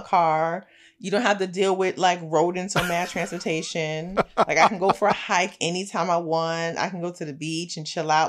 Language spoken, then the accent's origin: English; New York City, New York, United States; I'm a girl from Brooklyn